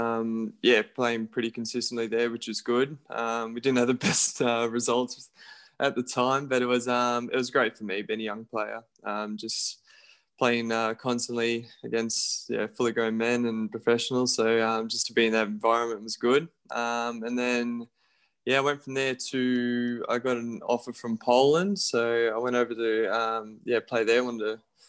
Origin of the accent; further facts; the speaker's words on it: Raby, New South Wales, Australia; I'm from Raby, so they're our closest team. So, played with them from the age of 5 to about 9.